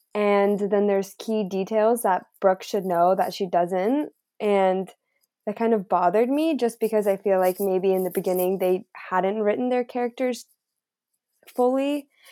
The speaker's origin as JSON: {"language": "English", "town": "Mount Shasta", "region": "California", "country": "United States", "tie": "born or raised there", "said": "growing up in Mount Shasta"}